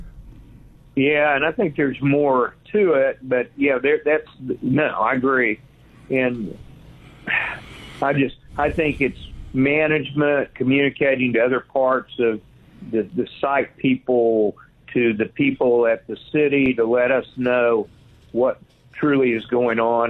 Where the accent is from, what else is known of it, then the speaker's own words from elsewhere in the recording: Cordell, Oklahoma, United States; my hometown. I'm uh, I've been here most of my life